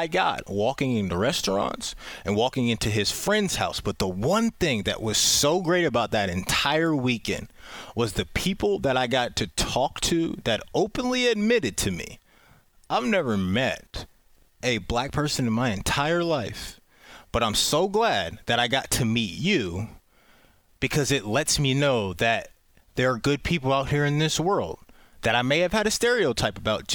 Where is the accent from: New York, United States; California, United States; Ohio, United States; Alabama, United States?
Ohio, United States; Pickerington; also born or lived in Baltimore, Maryland; I grew up in Pickerington as well